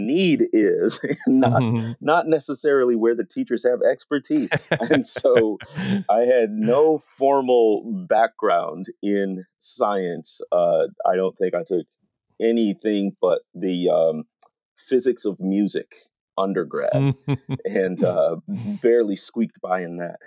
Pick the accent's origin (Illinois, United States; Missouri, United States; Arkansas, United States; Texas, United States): Illinois, United States; Waukegan; So I grew up in Waukegan, Illinois, which is north of Chicago